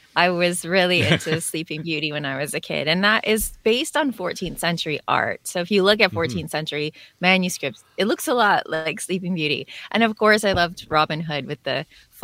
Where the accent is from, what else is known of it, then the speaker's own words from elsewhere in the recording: Northern Ontario, Canada; now in Southern Ontario near Toronto, Canada; I was born in the middle of Ontario. I grew up in Northern Ontario, and now I'm living in Southern Ontario near Toronto.